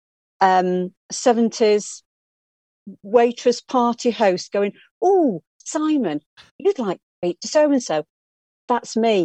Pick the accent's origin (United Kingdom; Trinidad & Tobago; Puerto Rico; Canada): United Kingdom; Blackpool, North West England; moved away; I was born and bred in Blackpool